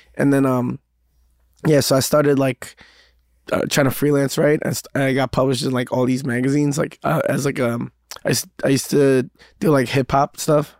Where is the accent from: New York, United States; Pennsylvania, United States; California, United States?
New York, United States; New York City; growing up in Queens